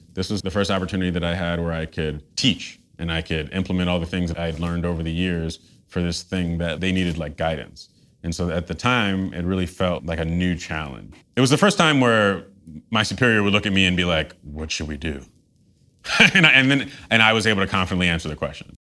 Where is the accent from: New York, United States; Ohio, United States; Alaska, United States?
New York, United States; New York City; moved away as an adult; now in Los Angeles, United States; growing up in Tribeca.